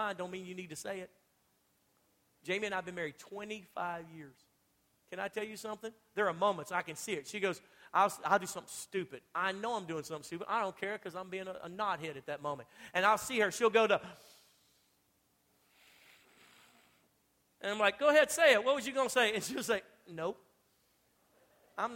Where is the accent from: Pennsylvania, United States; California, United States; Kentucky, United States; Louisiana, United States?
Louisiana, United States; moved away; I'm from Louisiana